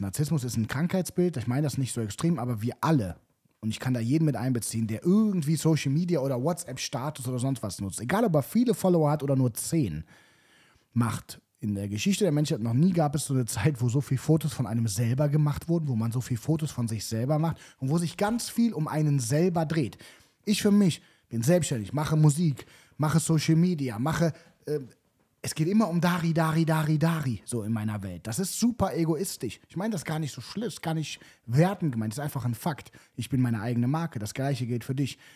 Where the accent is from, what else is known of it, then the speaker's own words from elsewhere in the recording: Cologne, North Rhine-Westphalia, Germany; ich zum Beispiel bin noch nie umgezogen, also außerhalb Kölns.